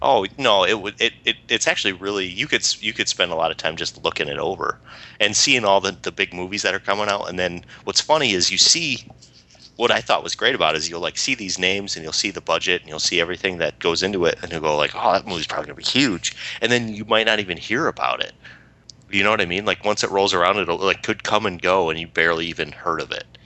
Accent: United States; we're American

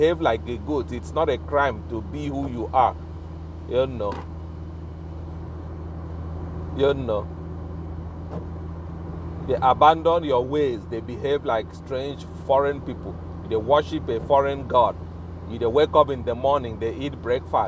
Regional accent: Ibibio, Akwa Ibom, Nigeria; first language Ibibio; English is a second language; I'm a member of the Ibibio clan for life. Ibibio is my first language

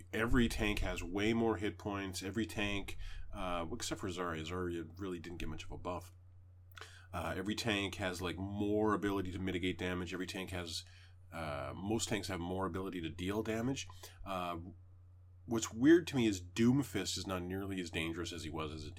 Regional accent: Canada; I'm Canadian

